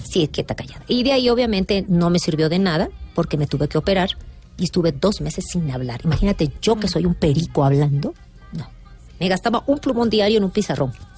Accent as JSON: {"language": "Spanish", "country": "Mexico", "said": "soy, costeña"}